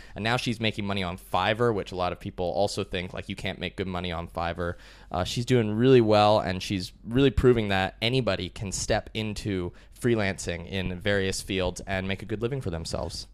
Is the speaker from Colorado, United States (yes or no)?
yes; Colorado, United States; moved away as an adult; also born or lived in Chicago, Illinois, United States / Austin, Texas, United States; I was born in Chicago, USA. When I was really young, like three or four years old, my family moved to Colorado. I spent my whole childhood there